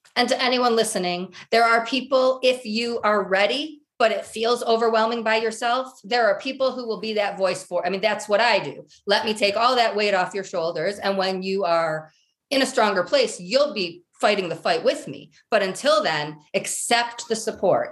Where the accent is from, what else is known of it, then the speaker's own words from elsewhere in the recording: Michigan, United States; now in Colorado, United States; I'm originally from Michigan